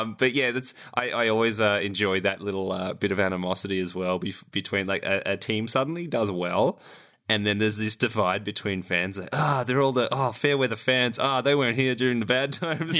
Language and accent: English; Australia; as an Australian